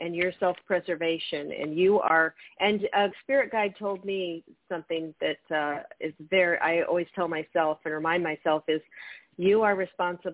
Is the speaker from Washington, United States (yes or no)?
yes; Federal Way, Washington, United States; moved away; also born or lived in California; That's my hometown. I'm from Federal Way.